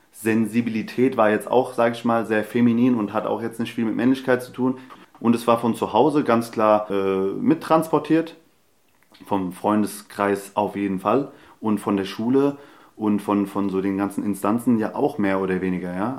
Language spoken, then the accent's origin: German; Hesse, Germany; ich bin hier in, äh, Deutschland geboren. Ich bin Hesse, ich bin Türke, ich bin Araber